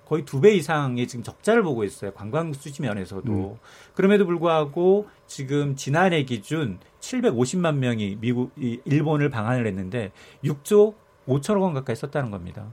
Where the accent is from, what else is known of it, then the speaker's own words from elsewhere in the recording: Jeju, South Korea; 저는 사실 지방이다 보니까